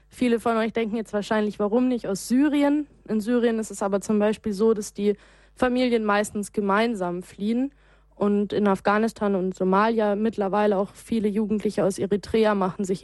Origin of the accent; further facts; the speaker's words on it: Munich, Bavaria, Germany; ich bin in München aufgewachsen, ich bin hier in den Kindergarten gegangen, ich bin hier zur Schule gegangen